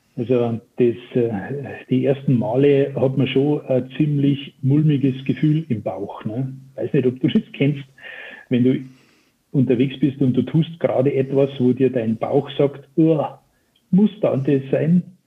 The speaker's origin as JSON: {"language": "German", "area": "Chiemsee", "region": "Upper Bavaria", "country": "Germany", "tie": "born or raised there", "said": "ihr werdet meiner Sprache entnehmen können, dass ich kein gebürtiger Hamburger bin, sondern äh, eher weit, weiter südlich äh, das Licht der Welt erblickt habe, in Oberbayern, um genau zu sein, am Chiemsee."}